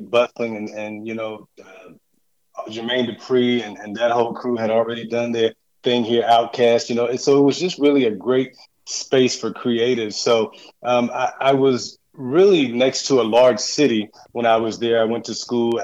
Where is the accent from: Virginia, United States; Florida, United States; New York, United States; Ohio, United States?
Virginia, United States; now in Atlanta, United States; I'm actually from Virginia. I grew up in Virginia and born and raised there